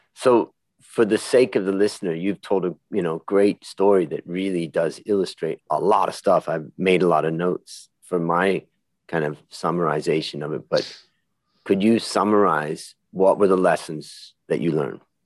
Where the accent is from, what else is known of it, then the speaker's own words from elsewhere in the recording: Hudson, Ohio, United States; we both grew up in Ohio and I grew up in Little Hudson, Ohio